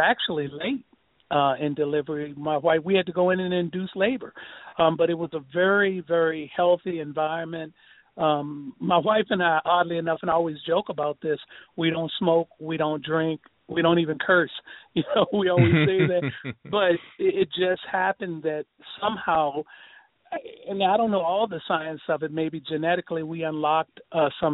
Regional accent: Richmond, Virginia, United States; moved away as an adult; now in New York area, United States; I'm from Richmond, Virginia

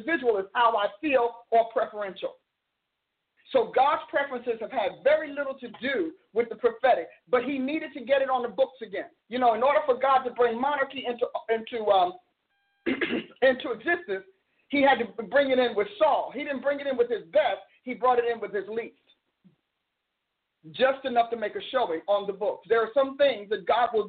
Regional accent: Oklahoma, United States; I'm from Oklahoma

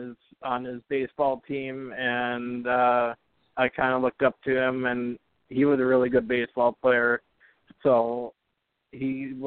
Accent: Perham, Minnesota, United States; Northwest Minnesota. If you know where Fargo-Moorhead is, it's like an hour east of Fargo-Moorhead, so about midway up, about 3.5 hours north of the cities.

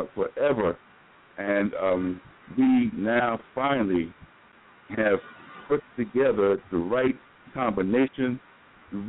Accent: New York, United States; now in Atlanta, United States; we're from New York

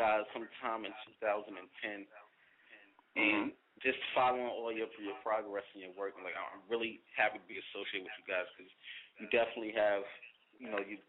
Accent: New York City, New York, United States; New York City, that is my hometown.

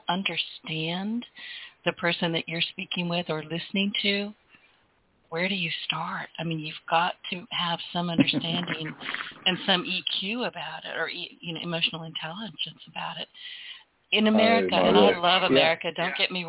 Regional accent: United States; And I am American, but it's garbage for the most part.

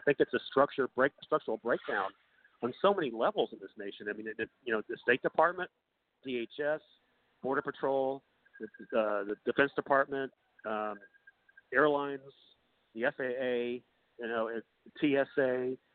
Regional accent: North Carolina, United States; now in California, United States; I'm from North Carolina

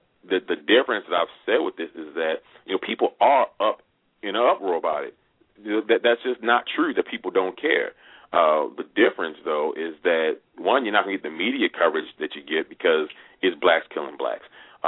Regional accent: Baltimore, Maryland, United States; I'm from Baltimore.

